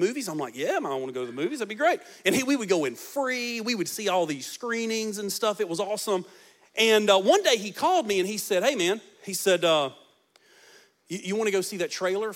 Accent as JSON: {"language": "English", "country": "United States", "said": "I'm an American"}